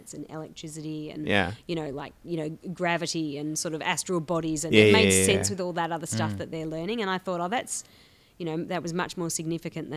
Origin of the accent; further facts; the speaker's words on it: England, United Kingdom; now in Australia; I'm an English immigrant